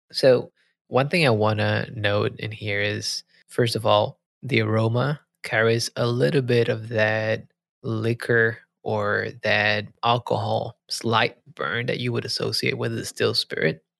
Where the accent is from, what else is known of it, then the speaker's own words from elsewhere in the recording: Puerto Rico; moved away; I grew up in Puerto Rico